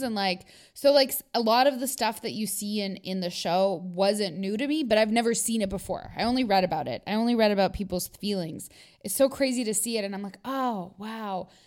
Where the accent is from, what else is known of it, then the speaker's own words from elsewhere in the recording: Canada; I've been so, you know, like, Americanized in my, i, in the fact of growing up here.